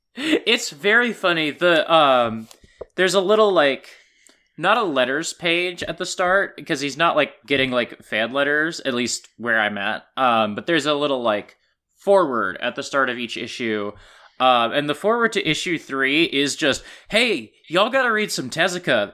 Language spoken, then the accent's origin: English; Kansas, United States; moved away; my library and my hometown in Kansas